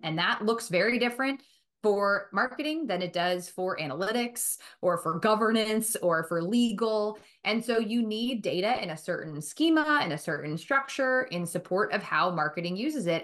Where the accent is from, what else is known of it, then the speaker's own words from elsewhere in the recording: Boston, Massachusetts, United States; also born or lived in Milton / Chestnut Hill / West Roxbury; I grew up, um, in Boston, right outside of Boston